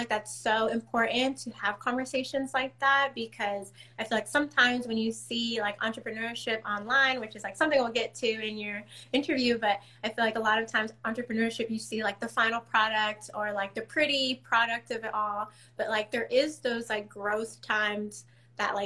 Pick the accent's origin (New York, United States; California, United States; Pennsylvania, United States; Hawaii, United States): California, United States; San Diego; moved away as an adult; also born or lived in Washington, District of Columbia, United States; I'm from San Diego, so that's where Soul Tree Sisters is mainly based. But I'm here in DC.